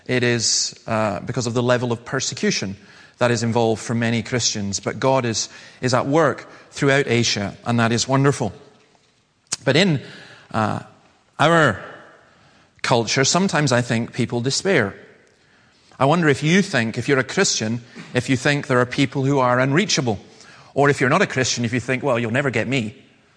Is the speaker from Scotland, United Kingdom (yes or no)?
yes; the Highlands, Scotland, United Kingdom; I come from the Highlands.